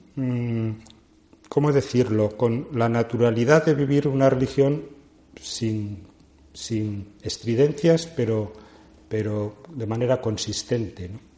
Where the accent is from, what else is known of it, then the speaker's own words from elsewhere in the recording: Madrid, Community of Madrid, Spain; also born or lived in Teruel, Aragon, Spain; yo aparezco en Madrid con seis años, a finales de los sesentas.